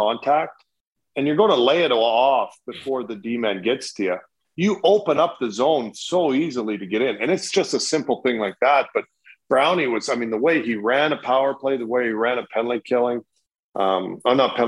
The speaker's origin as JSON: {"language": "English", "country": "Canada", "moved": "yes", "lives_now": "United States", "said": "as a Canadian"}